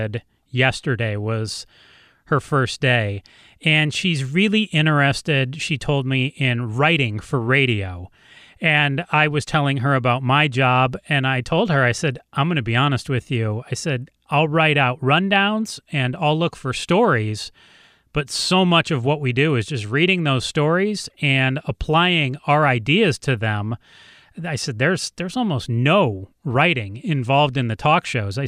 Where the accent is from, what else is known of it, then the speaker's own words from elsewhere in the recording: Ann Arbor, Michigan, United States; also born or lived in Los Angeles; now in Phoenix, United States; I grew up in Ann Arbor, Michigan